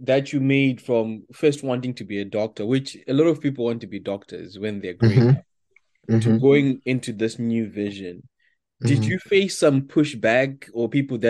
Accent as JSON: {"language": "English", "country": "Zimbabwe", "tie": "born or raised there", "said": "when I was growing up in Zim"}